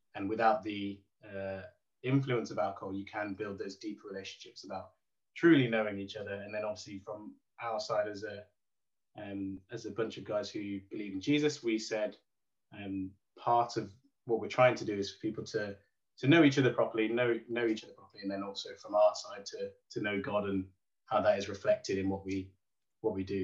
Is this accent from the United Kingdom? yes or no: yes; Derby, East Midlands, United Kingdom; I'm from Derby.